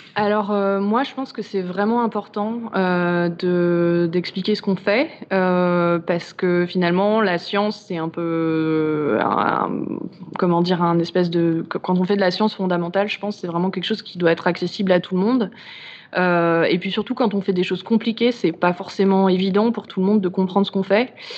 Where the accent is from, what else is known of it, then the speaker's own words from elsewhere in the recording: Chamonix, Auvergne-Rhône-Alpes, France; chez moi à Chamonix